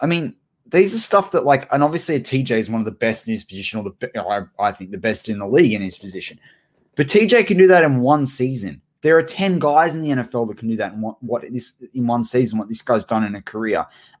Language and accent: English; New South Wales, Australia; we're from New South Wales.